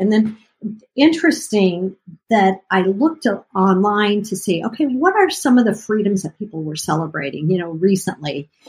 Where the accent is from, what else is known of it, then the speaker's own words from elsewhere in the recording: United States; As an American in the United States of America